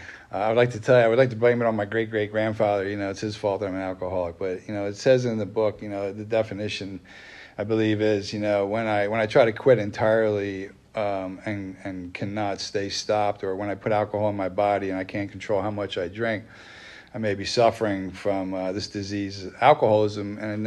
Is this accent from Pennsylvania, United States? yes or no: yes; Wernersville, Pennsylvania, United States; You know, I grew up in Wernersville, right up the road here. That's where I grew up.